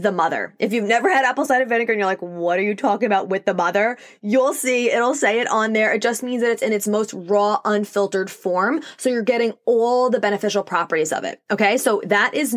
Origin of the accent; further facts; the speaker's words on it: New York, United States; accent: New York; I also live in the Northeast. I'm in New York, if you couldn't tell by my accent.